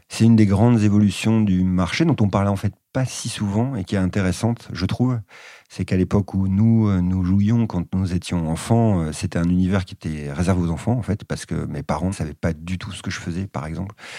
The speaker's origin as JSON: {"language": "French", "country": "France", "lives_now": "Bordeaux, France", "said": "en tant qu'occidental, euh, français, et notamment en vivant à Bordeaux"}